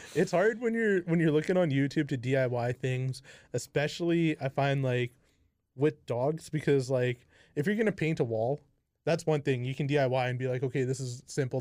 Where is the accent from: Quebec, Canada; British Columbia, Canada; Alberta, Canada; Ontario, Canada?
British Columbia, Canada; Kamloops; I'm from, like, born and raised here